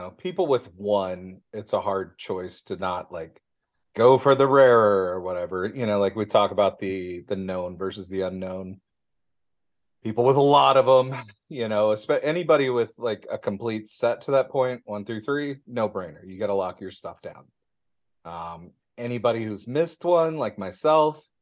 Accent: Midwest, United States; me being a Midwesterner

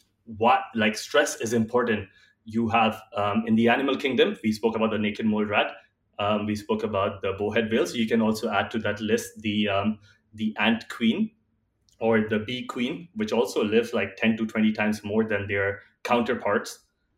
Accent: India; I am from India, and while I was growing up, when my grandmother was alive

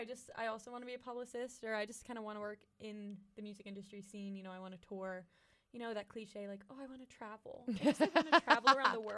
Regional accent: Pittsburgh, Pennsylvania, United States; moved away as an adult; also born or lived in Auburn, Alabama; I'm from Pittsburgh, Pennsylvania.

